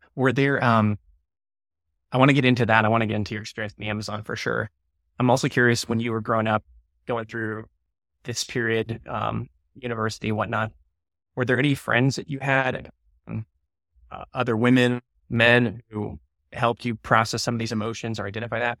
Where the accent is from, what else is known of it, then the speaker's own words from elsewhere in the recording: United States; I'm from America, the U S